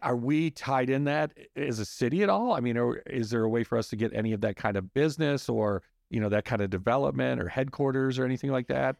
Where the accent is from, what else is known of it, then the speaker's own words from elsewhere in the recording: Midwest, United States; now in Scottsdale, United States; I'm from the Midwest